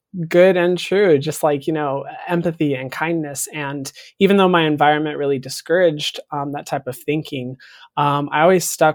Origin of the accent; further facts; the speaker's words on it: Paulden, Arizona, United States; moved away; I was from Paulden